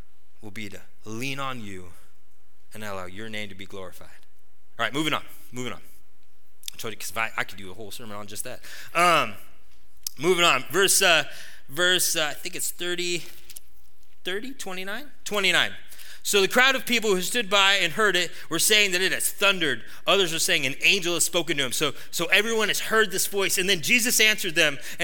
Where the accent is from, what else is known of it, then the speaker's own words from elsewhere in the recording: United States; us as American Christians